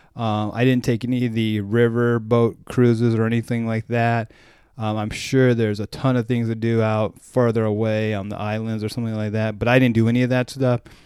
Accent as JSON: {"language": "English", "country": "United States", "said": "as an American"}